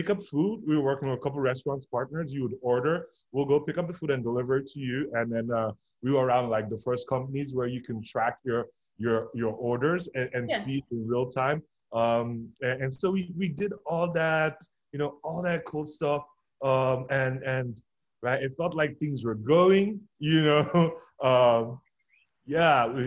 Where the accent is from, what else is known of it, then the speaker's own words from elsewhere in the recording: Nigeria; now in Louisville, United States; I'm originally from Nigeria